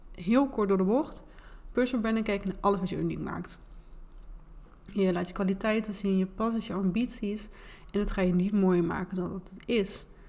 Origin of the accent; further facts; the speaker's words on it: Twente, Overijssel, Netherlands; accent: Twents; Ik kan mijn Twentse accent en R ook niet verbergen.